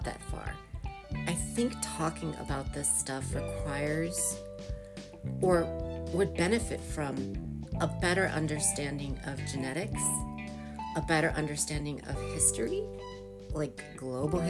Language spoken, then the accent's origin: English; United States; born and raised in America